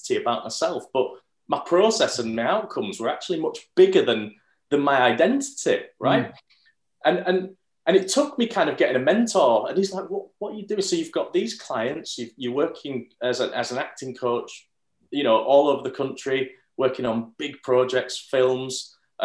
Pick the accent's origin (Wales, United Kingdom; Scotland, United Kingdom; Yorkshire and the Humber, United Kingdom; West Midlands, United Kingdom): Yorkshire and the Humber, United Kingdom; Bradford; I'm from Bradford.